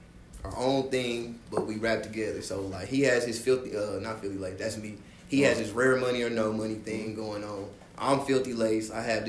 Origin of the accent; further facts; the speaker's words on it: Kansas City, Kansas, United States; I grew born up in Kansas City, Kansas, Wyandotte County.